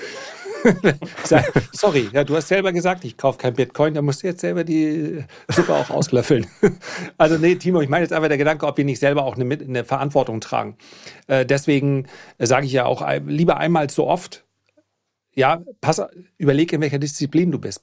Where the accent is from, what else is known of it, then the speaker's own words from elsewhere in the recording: Flensburg, Schleswig-Holstein, Germany; bei uns in Flensburg